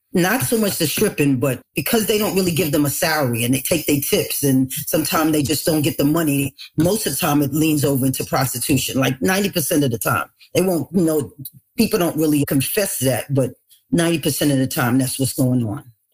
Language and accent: English; New York City, New York, United States; also born or lived in Long Island; growing up in the Bronx